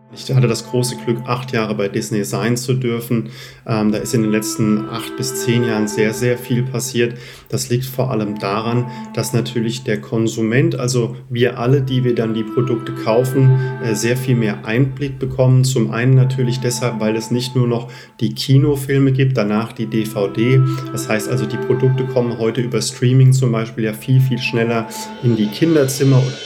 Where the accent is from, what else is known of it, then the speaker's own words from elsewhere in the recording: Lich, Hesse, Germany; also born or lived in Zurich / Munich; meiner Heimat äh, Lich